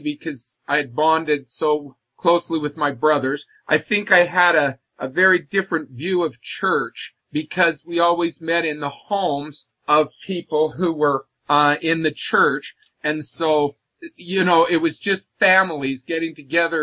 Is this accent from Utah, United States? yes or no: yes; Provo, Utah, United States; also born or lived in Ethiopia; coming back to the United States when I was about 8 was when I first started having memories of being in Utah